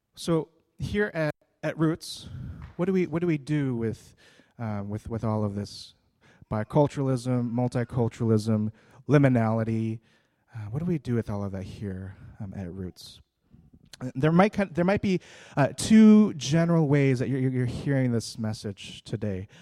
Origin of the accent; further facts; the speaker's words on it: United States